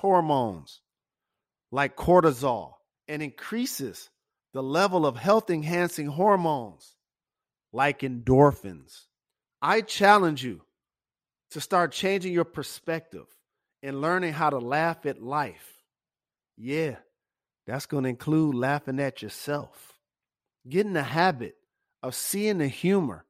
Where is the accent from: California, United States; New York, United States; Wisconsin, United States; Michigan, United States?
Michigan, United States; Detroit; growing up in my hometown, Detroit